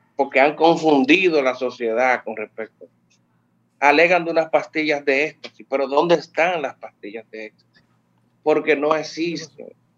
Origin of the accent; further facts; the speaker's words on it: Santiago de los Caballeros, Santiago, Dominican Republic; yo soy de Santiago